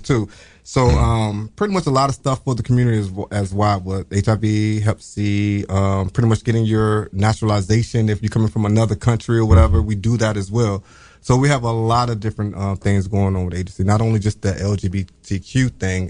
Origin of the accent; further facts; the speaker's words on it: Norfolk, Virginia, United States; moved away; I'm from Virginia